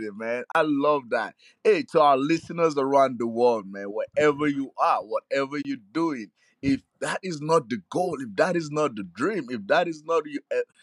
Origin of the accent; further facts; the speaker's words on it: Nigeria; I grew up in Nigeria